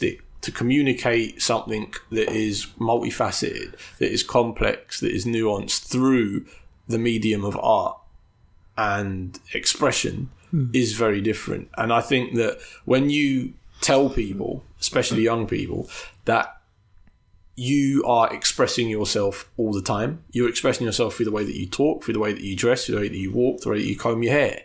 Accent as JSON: {"language": "English", "region": "London", "country": "United Kingdom", "tie": "born or raised there", "said": "brought up, born and raised in London in a hyper-capitalist society"}